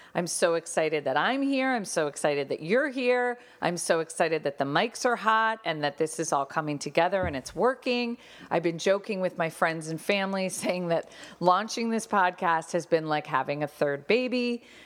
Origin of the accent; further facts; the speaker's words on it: Connecticut, United States; Tyler and I grew up in Connecticut